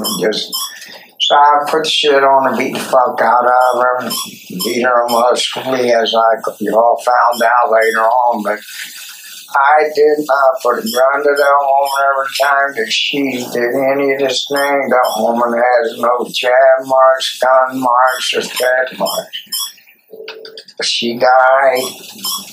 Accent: Sylvester, Georgia, United States; I'm from Sylvester, Georgia. We ride horses, go to church, sneak a little beer

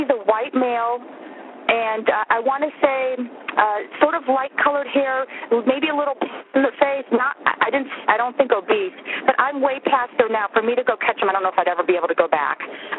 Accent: Tampa, Florida, United States; I'm from Tampa.

